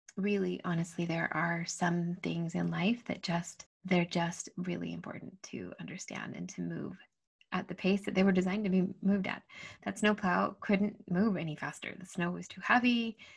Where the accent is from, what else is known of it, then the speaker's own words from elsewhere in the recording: Utah, United States; I'd grown up, and born and raised in Utah, and so super comfortable in the snow